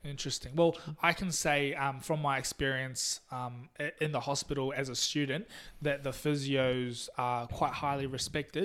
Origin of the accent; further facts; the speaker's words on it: Taiwan; also born or lived in New Zealand; now in Tamworth, Australia; I'm also from Taiwan.